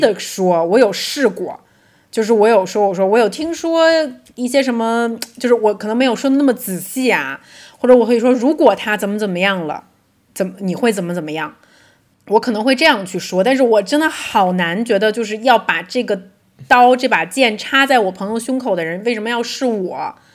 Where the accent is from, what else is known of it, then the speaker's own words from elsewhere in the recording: Beijing, China; moved away; also born or lived in London; 我们是从小出生在北京，是跟水没有什么关系的一个地方